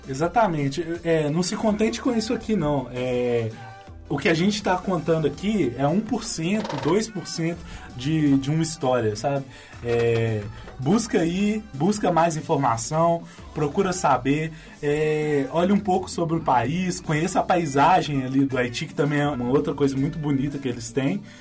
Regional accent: Brazil; a gente, como brasileiro

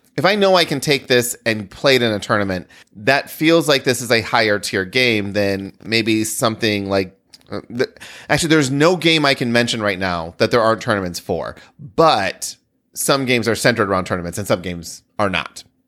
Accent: rural Michigan, United States; rural Michigan kid

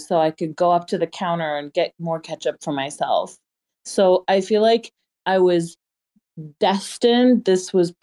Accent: Iran; English is a second language; moved away; I'm originally from Iran

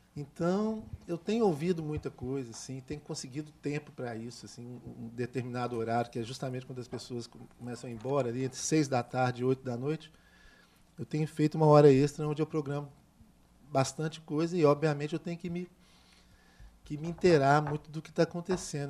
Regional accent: Minas Gerais, Brazil; eu sou de Minas Gerais

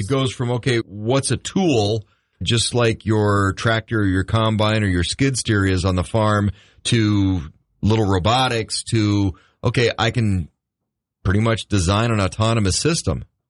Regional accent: United States; I grew up in the Red River Valley.

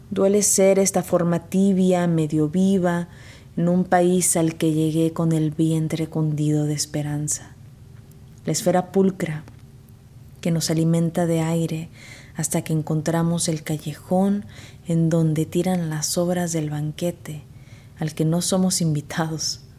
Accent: Veracruz, Mexico; also born or lived in Texas; now in United States; soy originaria de Veracruz, México. Me considero una escritora fronteriza porque desde que emigré a Estados Unidos viví en la frontera de Texas

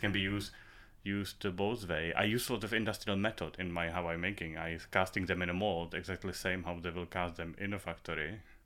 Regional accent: Prague, Czechia; English is a second language; also born or lived in Moravia; I'm from Prague. I was, uh, born in Prague.

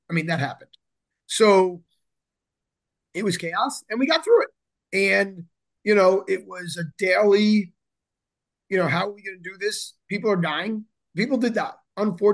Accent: South Florida, United States; I come from the East Coast, South Florida

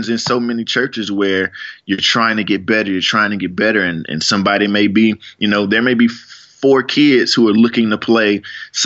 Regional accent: Fort Worth, Texas, United States; I'm from Fort Worth

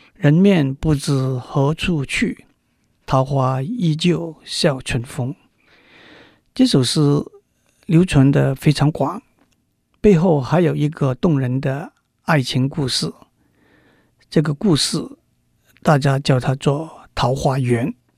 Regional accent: Macau; moved away as an adult; also born or lived in Guangzhou, Guangdong, China; now in Taiwan; 我在澳门度过童年的岁月

